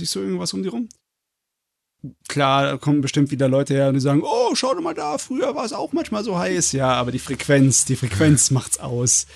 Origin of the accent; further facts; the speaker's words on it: Germany; bei uns in Deutschland